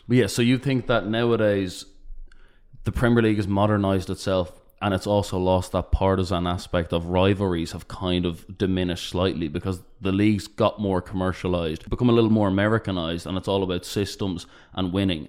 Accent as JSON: {"language": "English", "country": "Ireland", "said": "we're from Ireland"}